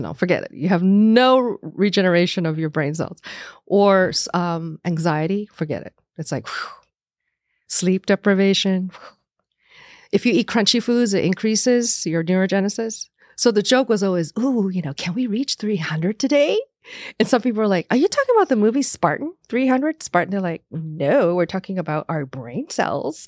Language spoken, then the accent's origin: English; Taiwan; moved away; I was born as an American citizen, but in Taiwan